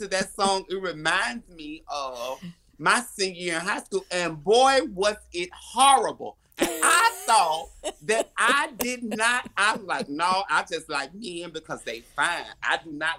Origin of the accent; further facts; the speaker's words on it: Alabama, United States; I'm from Alabama